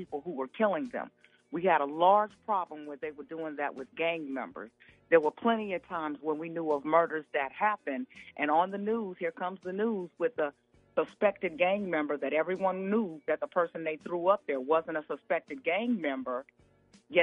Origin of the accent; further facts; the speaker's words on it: Midwest, United States; while I might not be from Chicago, I grew up in the Midwest